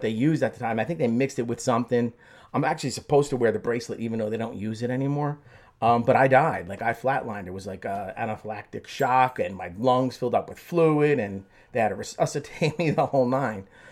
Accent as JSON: {"language": "English", "town": "Belleville", "region": "New Jersey", "country": "United States", "tie": "born or raised there", "also_born_or_lived": "Newark, New Jersey", "said": "I grew up in Belleville"}